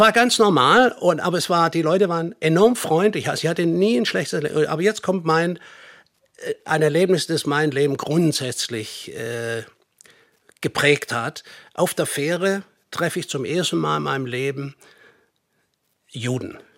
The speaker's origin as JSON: {"language": "German", "town": "Nürtingen", "region": "Baden-Württemberg", "country": "Germany", "also_born_or_lived": "United States / Hamburg", "moved": "as an adult", "said": "Ich bin eigentlich ursprünglich aus Nürtingen."}